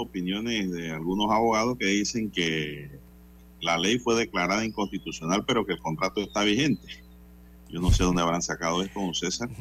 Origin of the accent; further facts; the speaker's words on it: Panama; soy panameño